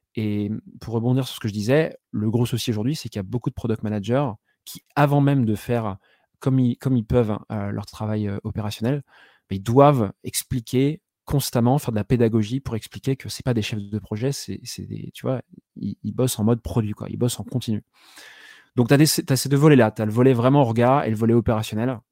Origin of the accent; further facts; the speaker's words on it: Saint-Malo, Brittany, France; moved away as an adult; also born or lived in Rennes; je suis breton de base, je viens de Saint-Malo. Donc, j'ai fait jusqu'à mon bac mes études, si on peut appeler ça des études